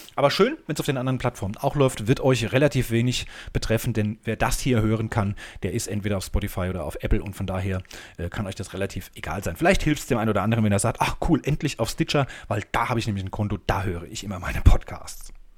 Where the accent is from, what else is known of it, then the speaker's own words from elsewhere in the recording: Germany; now in Hamburg, Germany; als Deutscher